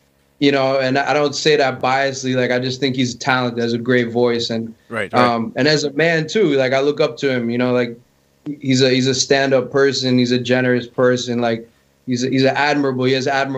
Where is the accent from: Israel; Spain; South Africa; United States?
United States; Florida; my parents met in Canada, and you know they ended up here, and I was born actually here in Florida.